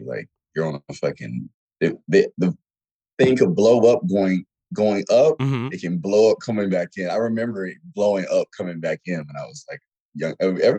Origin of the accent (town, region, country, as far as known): Lakeland, Florida, United States; born or raised there; moved away as an adult; also born or lived in Fort Meade, Florida / Japan